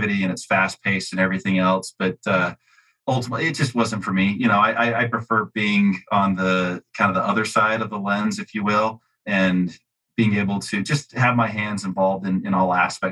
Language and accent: English; Utah, United States; I grew up in Utah. I'm still here in Utah